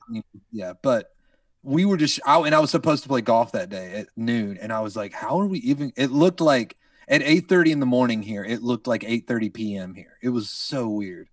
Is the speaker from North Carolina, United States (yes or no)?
yes; North Carolina, United States; moved away as an adult; now in Redding, United States; when we moved here five years ago, I'm from North Carolina